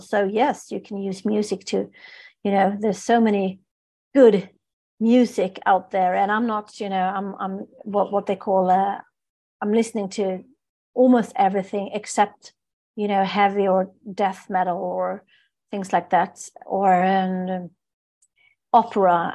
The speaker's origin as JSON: {"language": "English", "town": "Stockholm", "region": "Stockholm County", "country": "Sweden", "tie": "born or raised there", "said": "I'm born and raised in Stockholm, in Sweden"}